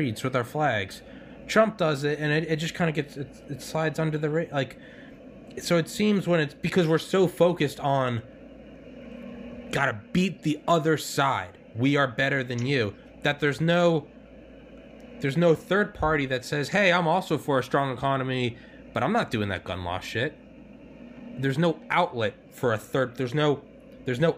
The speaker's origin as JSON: {"language": "English", "region": "New England", "country": "United States", "said": "I'm from New England."}